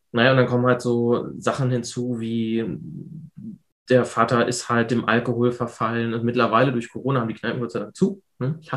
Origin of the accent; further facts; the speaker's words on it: Hanover, Lower Saxony, Germany; Ich komme aus der Hannover Großstadt, direkt